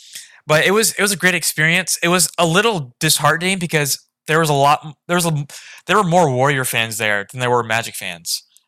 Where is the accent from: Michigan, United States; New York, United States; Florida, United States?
Florida, United States; Orlando; Definitely, I think growing up in the Orlando area and being a young kid at the time, 8-9, when Dwight Howard was there